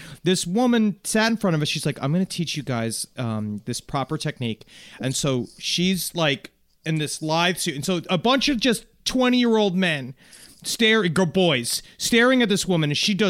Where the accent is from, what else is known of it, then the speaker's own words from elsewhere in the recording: Illinois, United States; We are located in southern Illinois. This is incredible. But I'm from Chicagoland, and now working at this fine establishment.